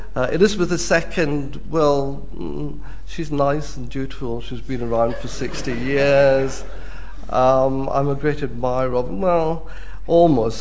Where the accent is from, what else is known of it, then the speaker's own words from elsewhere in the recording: Scotland, United Kingdom; as a Scot